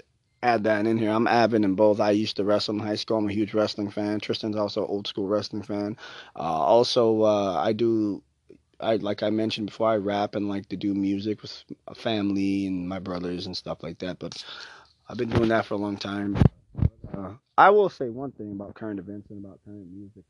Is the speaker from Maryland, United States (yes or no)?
no; Gary, Indiana, United States; I'm from Gary, Indiana, 30 minutes from there